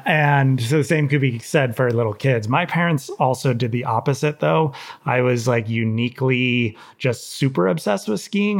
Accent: Santa Cruz, California, United States; growing up in Santa Cruz

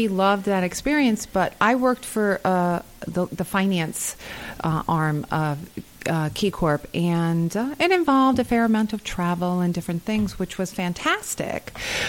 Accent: Long Island, New York, United States; I'm originally from Long Island, but I went to Siena College.

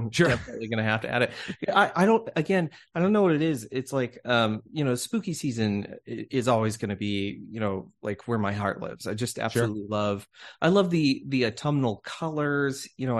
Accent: California, United States; also born or lived in Denver; I grew up around two towns. I grew up in California in the Bay Area, so like went to Oakland games every summer.

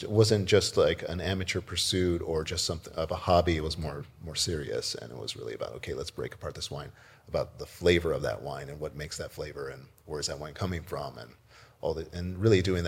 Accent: Corpus Christi, Texas, United States; born or raised there; also born or lived in Brownsville, Texas; now in Walla Walla, United States

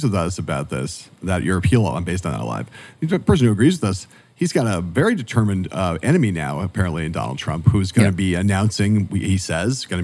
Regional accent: California, United States; Pete Wilson, governor of my home state

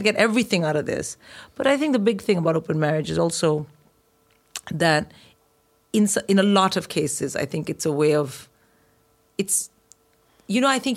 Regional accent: India; growing up in India

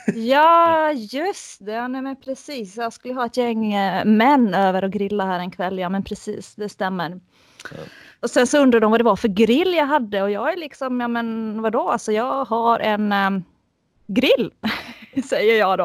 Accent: Finland; jag är finlandssvensk

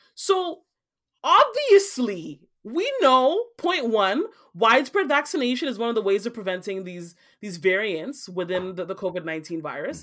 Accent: Nigeria; now in Canada; I'm from Nigeria

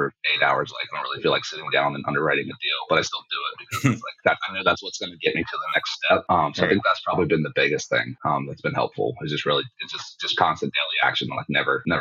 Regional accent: Maryland, United States; I'm from Maryland, and I don't really have a military family

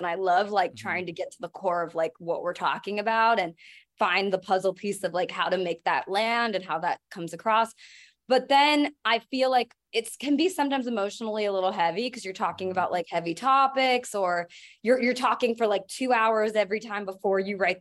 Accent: San Diego, California, United States; I grew up in San Diego

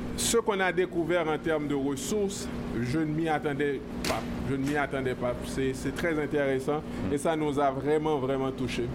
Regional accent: Haiti; now in Quebec, Canada; on vient d'Haïti

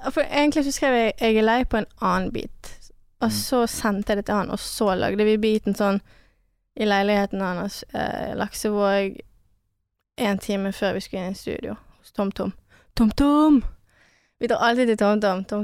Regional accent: Chamonix, Auvergne-Rhône-Alpes, France; now in Norway; Altså, vi er fra Chamonix, det er med Alpene, liten landsby.

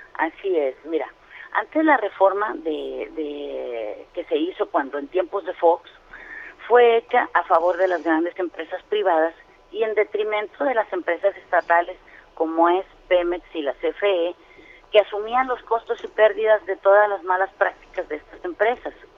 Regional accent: Campeche, Mexico; yo vengo de Campeche

